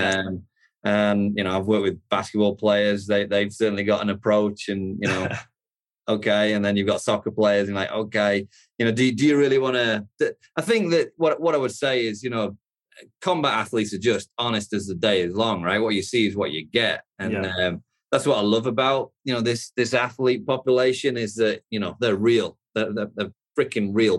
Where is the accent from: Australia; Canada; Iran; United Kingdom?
United Kingdom; the north of England; moved away as an adult; now in United States; I'm from the UK originally, from the north of England.